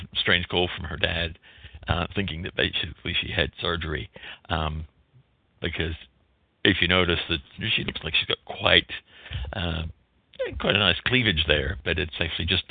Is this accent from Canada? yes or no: no; New Zealand; are you from New Zealand? She just picked up my accent right away